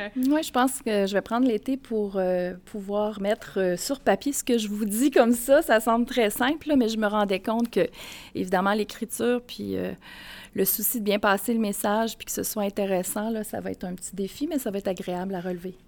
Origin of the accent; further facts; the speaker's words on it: Grand-Mère, Quebec, Canada; now in Baie-Comeau, Canada; je viens de Bécomo, mais j'habite là depuis quatre ans. Et initialement, je suis mauricienne, donc je suis née à Grand-Mère